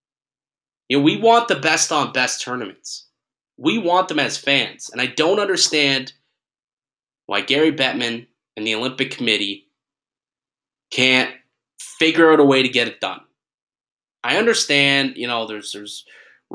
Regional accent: Niagara Falls, Ontario, Canada; I'm from Niagara Falls

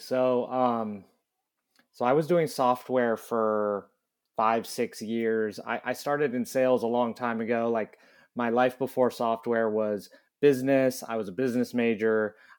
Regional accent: San Diego, California, United States; I think just because of growing up in San Diego

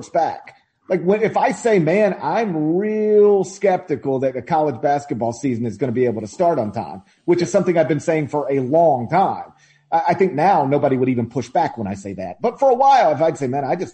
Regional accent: the South, United States; I'm lucky enough to live in my hometown, or like right next to my hometown

